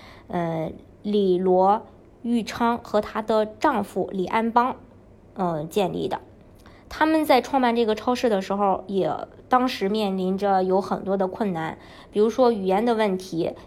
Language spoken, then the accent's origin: Chinese; China; 因为我们呃毕竟是从中国过来的，然后对这些小商品的话，嗯，像义乌的这些小商品，这是在全世界都非常有名的。